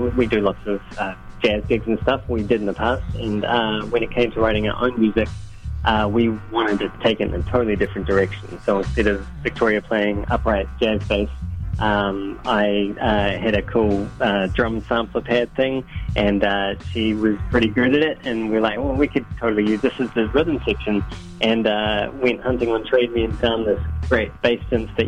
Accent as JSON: {"language": "English", "country": "New Zealand", "said": "we're from New Zealand"}